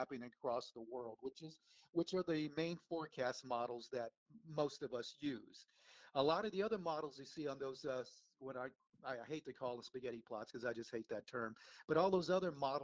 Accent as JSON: {"language": "English", "town": "San Antonio", "region": "Texas", "country": "United States", "tie": "born or raised there", "moved": "yes", "said": "I watched all the TV weather people in San Antonio growing up"}